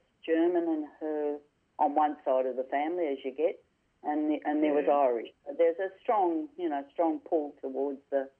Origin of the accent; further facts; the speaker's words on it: Melbourne, Victoria, Australia; I grew up in Brunswick for the first 4 years of my life, and then we moved out to the sticks, as often people had said, out to the Billy Orchard area of Heathmont, when it was just orchards and creeks.